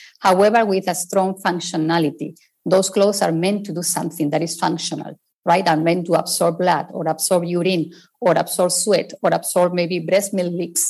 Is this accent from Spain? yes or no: yes; Spain; English is a second language; I'm originally from Spain, as you can possibly tell from my accent